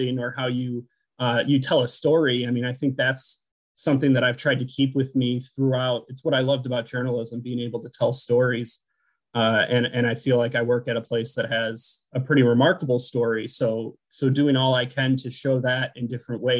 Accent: Buffalo, New York, United States; moved away as an adult; also born or lived in San Luis Obispo, California / Massachusetts / Alaska / Connecticut; now in Watkins Glen, United States; I grew up in Buffalo, you know, about 2 hours from here

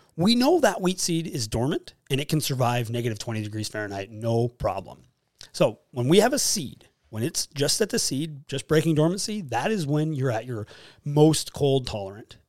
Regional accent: Fargo, North Dakota, United States; also born or lived in Jamestown, North Dakota; I am from Fargo, actually North Fargo. Grew up and raised in Nor-, in South Fargo, but moved to North Fargo

